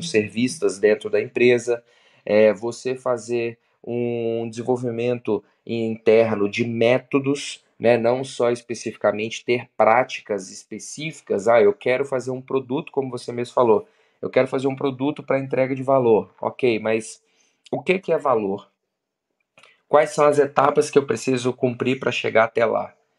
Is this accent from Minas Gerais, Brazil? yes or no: yes; Belo Horizonte, Minas Gerais, Brazil; sou de Belo Horizonte, 33